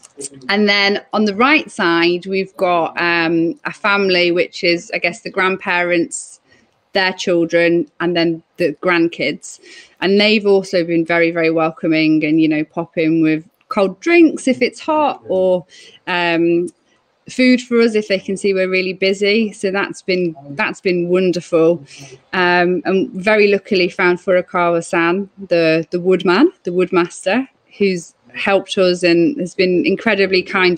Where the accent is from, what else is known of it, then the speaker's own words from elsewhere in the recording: England, United Kingdom; I'm English.